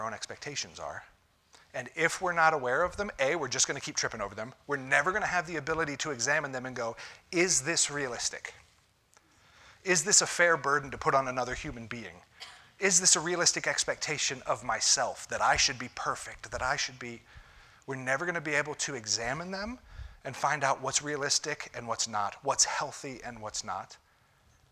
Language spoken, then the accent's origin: English; Ohio, United States; moved away; I'm from Ohio